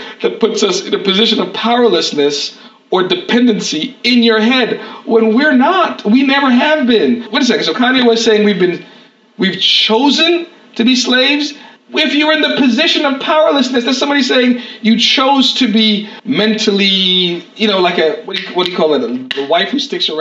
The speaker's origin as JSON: {"language": "English", "country": "United States", "said": "I'm an American"}